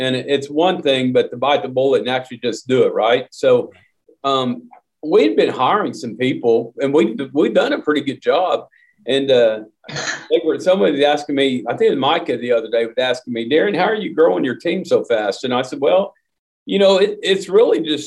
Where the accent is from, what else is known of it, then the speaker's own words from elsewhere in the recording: Oklahoma, United States; my home state of Oklahoma